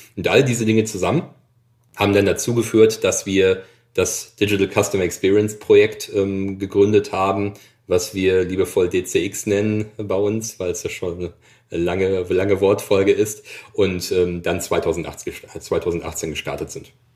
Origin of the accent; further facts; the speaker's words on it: Dortmund, North Rhine-Westphalia, Germany; also born or lived in Allgäu; now in Essen, Germany; Ich bin gebürtiger Dortmunder